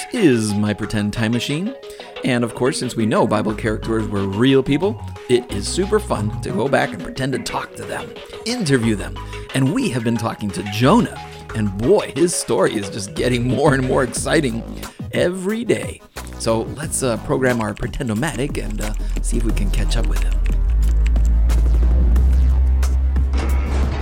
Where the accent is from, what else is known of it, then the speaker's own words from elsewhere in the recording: Massachusetts, United States; Growing up in Massachusetts